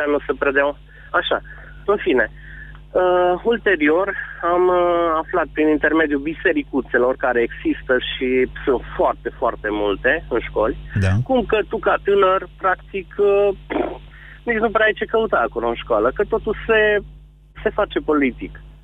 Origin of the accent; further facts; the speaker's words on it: Transylvania, Romania; sunt din Ardeal și că sunt un fost cadru didactic